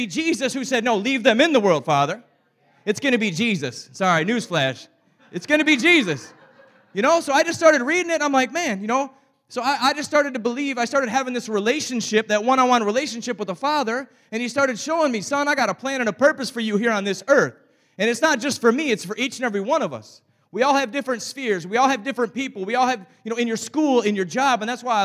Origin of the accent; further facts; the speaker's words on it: Saginaw, Michigan, United States; I told you I was from Saginaw, Michigan